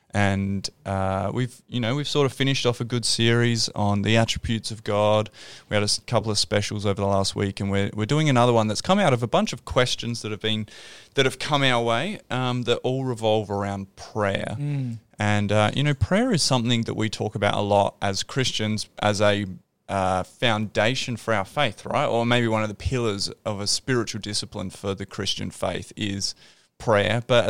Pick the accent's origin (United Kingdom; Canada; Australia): Australia; Adelaide, South Australia; Yeah, we're from Adelaide.